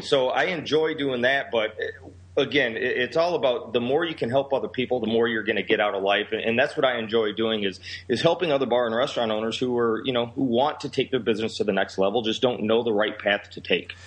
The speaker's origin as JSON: {"language": "English", "town": "Rockford", "region": "Illinois", "country": "United States", "also_born_or_lived": "Seattle / Chicago area", "said": "I'm from Rockford, Illinois, which is considered by Forbes magazine the third worst city to live in in the entire United States"}